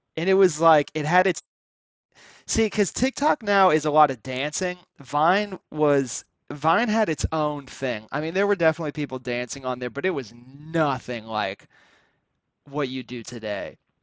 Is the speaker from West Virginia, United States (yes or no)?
no; Cary, North Carolina, United States; I grew up in Cary